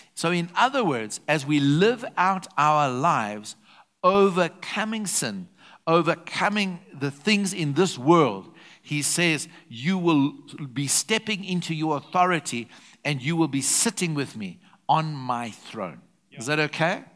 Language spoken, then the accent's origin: English; South Africa; I'm a South African national, but I'm a citizen of heaven